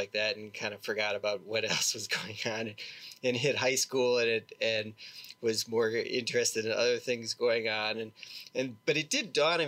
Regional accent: Milwaukee, Wisconsin, United States; I grew up in suburb of Milwaukee, Wisconsin

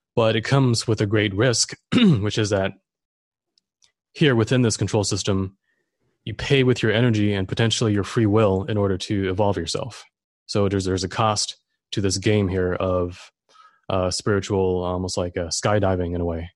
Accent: Germany; now in Florida, United States; I'm German. I grew up in Germany, but I'm here in Florida now.

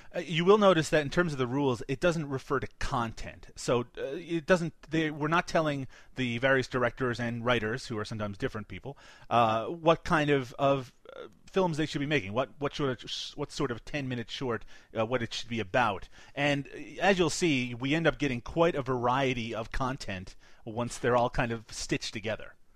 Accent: Canada; I'm Canadian

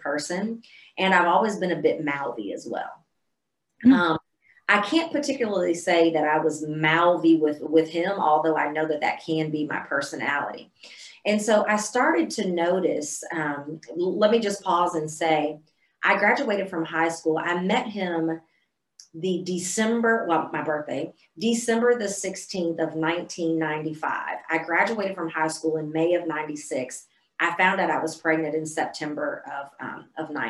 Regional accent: Central Illinois, United States; moved away as an adult; also born or lived in Mississippi; now in Texas, United States; I was born and raised in Central Illinois

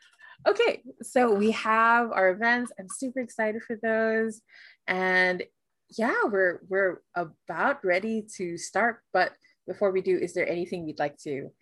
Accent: Singapore; I grew up in Singapore where everything is scheduled

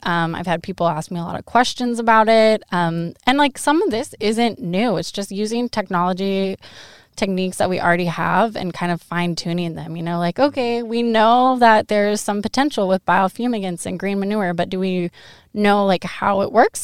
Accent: Monroe, Washington, United States; moved away as an adult; now in Eastern Washington, United States; Monroe High School. So I'm from Western Washington.

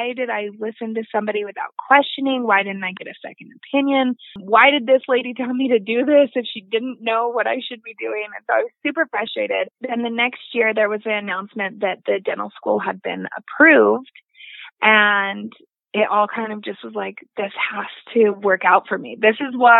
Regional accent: Utah, United States; being able to stay in Utah, being able to go in my home state where I have residents

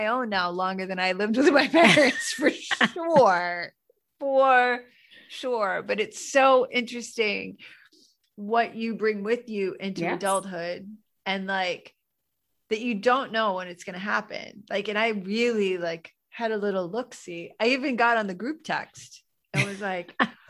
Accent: New England, United States; now in New York, United States; I grew up in New England where it's cold, colder than it is in New York

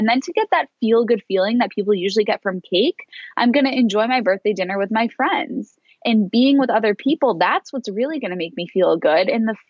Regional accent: Boston, Massachusetts, United States; moved away as an adult; now in Australia; I moved to Australia from Boston.

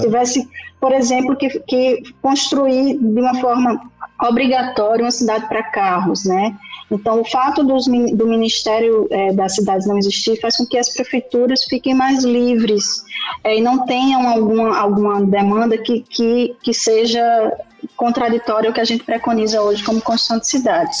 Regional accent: João Pessoa, Paraíba, Brazil; moved away as an adult; now in Campina Grande, Brazil; sou de João Pessoa, mas moro aqui desde 2014

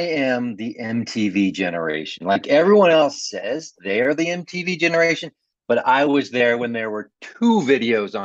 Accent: Ohio, United States; I grew up in Ohio

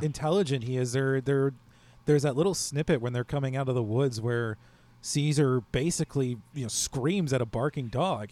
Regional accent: United States; as an American

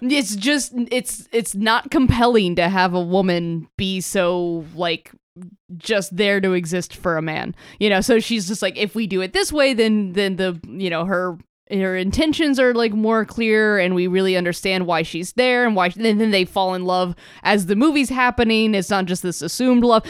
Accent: Florida, United States; growing up in Florida

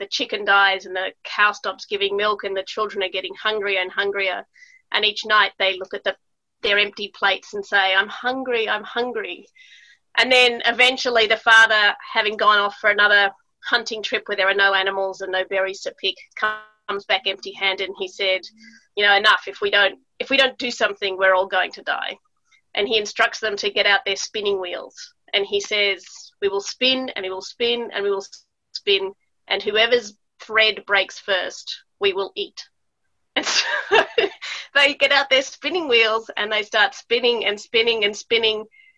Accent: Melbourne, Victoria, Australia; also born or lived in United States / Italy; growing up in Australia, and I also was born in Melbourne, and then we moved to America for my early childhood, and we spent quite a lot of time in Italy, and then we moved back to Melbourne.

